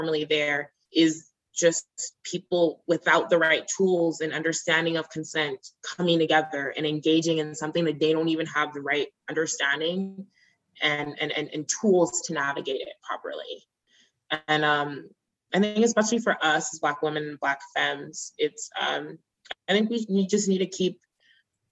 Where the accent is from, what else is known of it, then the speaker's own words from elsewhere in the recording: Nigeria; I'm Nigerian